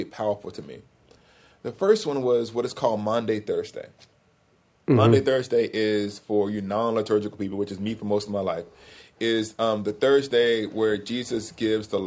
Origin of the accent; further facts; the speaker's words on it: Alabama, United States; I couldn't drive to Alabama. My school's an hour from my hometown